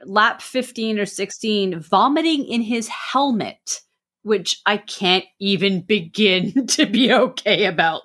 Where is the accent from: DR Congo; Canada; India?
Canada; I'm Canadian